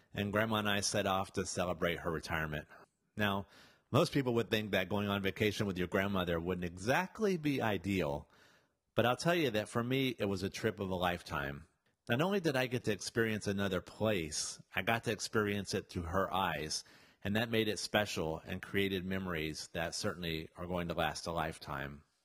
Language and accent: English; the South, United States; Yes, I was from the South.